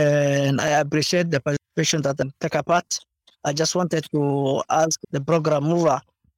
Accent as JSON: {"language": "English", "region": "northern Kenya", "country": "Kenya", "said": "a person like me, I hail from Northern Kenya."}